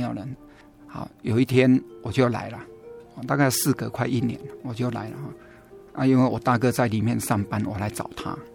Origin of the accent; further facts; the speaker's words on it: central Taiwan, Taiwan; now in Taichung, Taiwan; 中部也算是我的故乡嘛